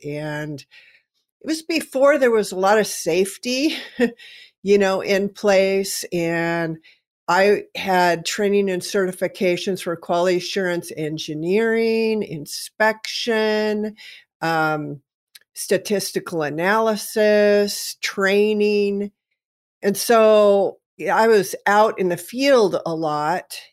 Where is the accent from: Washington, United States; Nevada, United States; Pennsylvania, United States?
Washington, United States; Kennewick; I'm from Kennewick, Washington, and of course we have the Hanford Reservation here